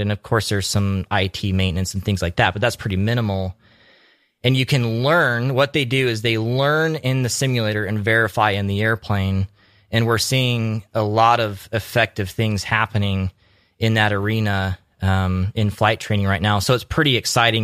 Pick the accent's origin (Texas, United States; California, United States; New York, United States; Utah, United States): Utah, United States; also born or lived in Alaska; now in Homer, United States; I grew up in Utah.